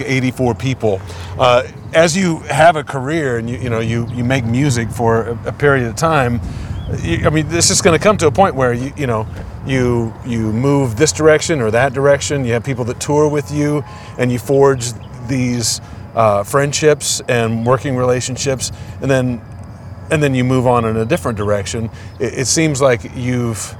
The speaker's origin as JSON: {"language": "English", "region": "Indiana", "country": "United States", "said": "I'm from Indiana"}